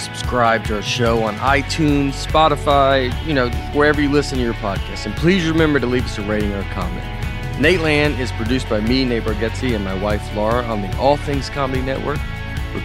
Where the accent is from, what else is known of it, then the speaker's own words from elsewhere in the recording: Brooklyn, New York, United States; Yeah. I'm from Brooklyn.